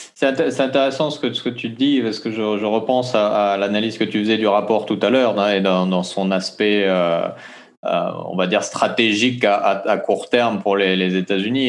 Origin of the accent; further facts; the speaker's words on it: French Polynesia; chez nous à Tahiti